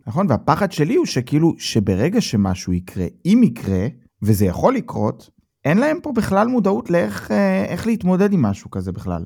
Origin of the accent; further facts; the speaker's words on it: Israel; now in Germany; אנחנו בתור ישראלים